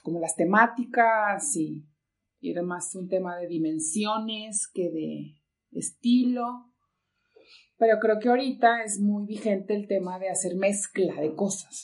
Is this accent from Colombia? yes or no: no; Monclova, Coahuila, Mexico; also born or lived in Monterrey area, Nuevo León; now in Nuevo León, Mexico; Soy de Monclova, Coahuila, no soy regia, tengo mucho tiempo aquí, pero soy de Monclova